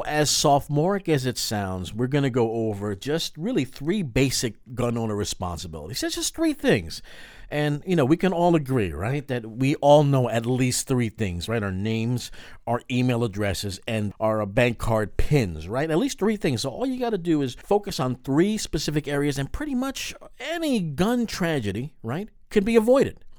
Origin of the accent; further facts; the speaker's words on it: New York, United States; we're both from New York